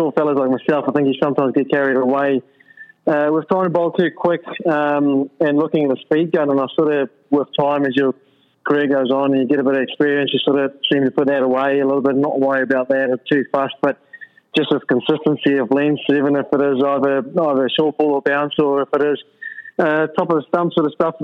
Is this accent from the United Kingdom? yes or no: no; South Africa; growing up in South Africa